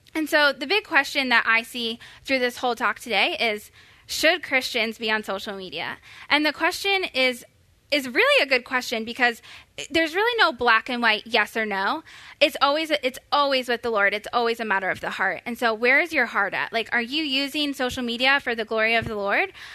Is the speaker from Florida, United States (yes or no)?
yes; Florida, United States; now in Texas, United States; I am from Florida